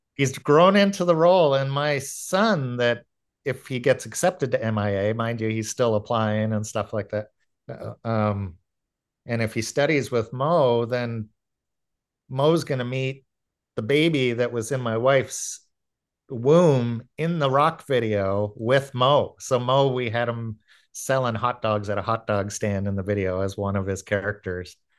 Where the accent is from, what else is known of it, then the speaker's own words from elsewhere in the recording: Aurora, Ontario, Canada; I grew up in Aurora